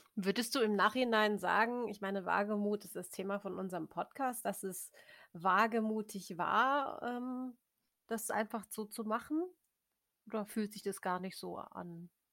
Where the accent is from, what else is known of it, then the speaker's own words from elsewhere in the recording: Germany; als Deutscher